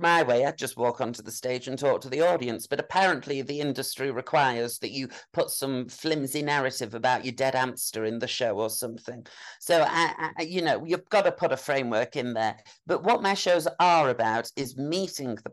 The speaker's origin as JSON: {"language": "English", "region": "Yorkshire and the Humber", "country": "United Kingdom", "said": "as a Yorkshire woman"}